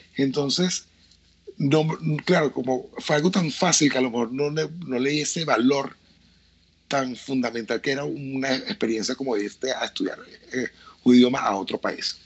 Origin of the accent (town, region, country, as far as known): Venezuela